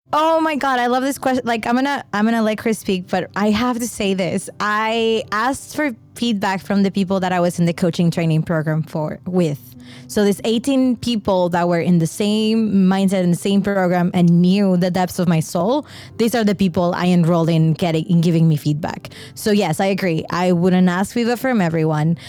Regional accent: Mexico; I grew up in Mexico

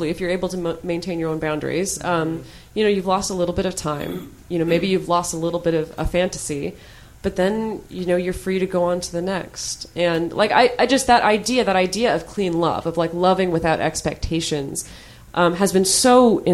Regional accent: United States; I'm speaking as an American

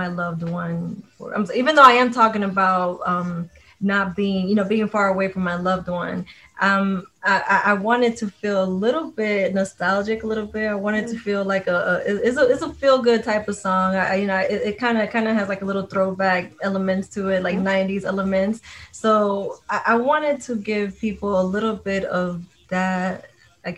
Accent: New York, United States; I grew up in New York. I grew up around hip hop

